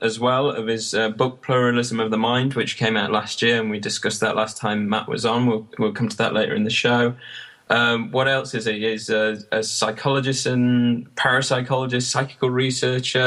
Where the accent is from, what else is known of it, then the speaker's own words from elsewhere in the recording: Sutton-in-Ashfield, East Midlands, United Kingdom; the library where I grew up in Sutton in Ashfield